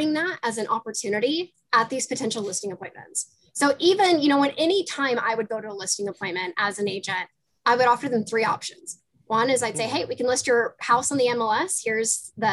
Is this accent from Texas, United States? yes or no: no; Seattle, Washington, United States; moved away as an adult; I'm originally from Seattle, Washington